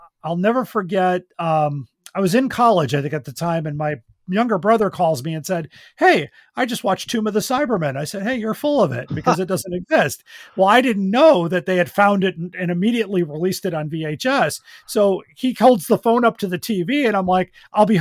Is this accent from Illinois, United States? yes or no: yes; Skokie, Illinois, United States; we had a fan club in my hometown of Skokie